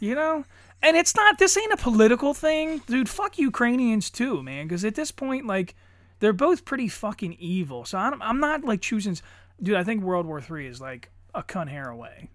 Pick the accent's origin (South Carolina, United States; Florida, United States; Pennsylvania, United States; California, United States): Pennsylvania, United States; I'm a dipshit from Pennsylvania